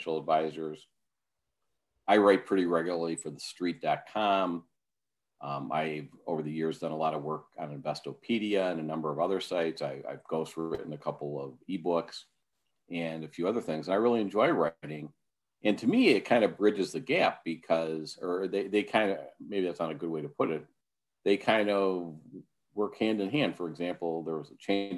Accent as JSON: {"language": "English", "town": "Milwaukee", "region": "Wisconsin", "country": "United States", "tie": "born or raised there", "said": "Marquette University in my hometown of Milwaukee"}